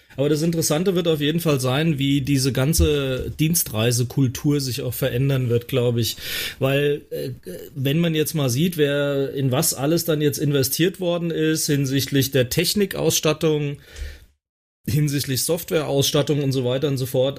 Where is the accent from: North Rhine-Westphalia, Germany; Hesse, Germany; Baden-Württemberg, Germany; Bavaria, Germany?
Hesse, Germany; bei uns in Hessen